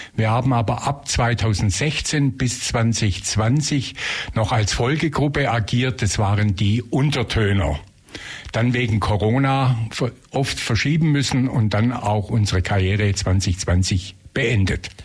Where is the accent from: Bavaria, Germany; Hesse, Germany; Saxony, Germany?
Bavaria, Germany; Leipheim; also born or lived in Tübingen; now in Ulm, Germany; ich bin gebürtig aus Leipheim, in der Nähe von Günzburg, habe mein Abitur hier in Ulm gemacht